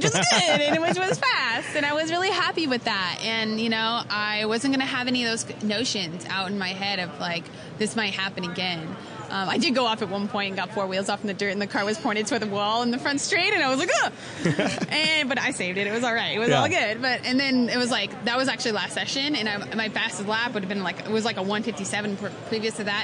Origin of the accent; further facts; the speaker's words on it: Missouri, United States; I grew up in Missouri